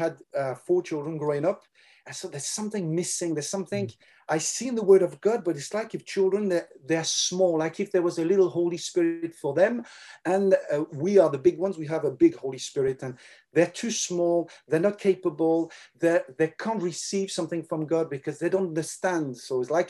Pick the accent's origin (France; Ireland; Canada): France; accent: French; English is a second language; also born or lived in England; But I was born in France, raised in France. I've never lived except 1 year in England.